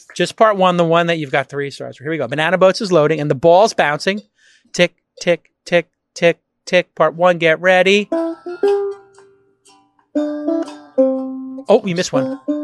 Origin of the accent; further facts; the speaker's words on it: United States; as an American